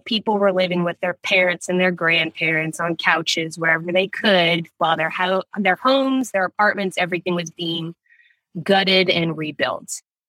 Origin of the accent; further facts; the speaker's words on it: New Orleans, Louisiana, United States; Born and raised in New Orleans. Small town, big town feel.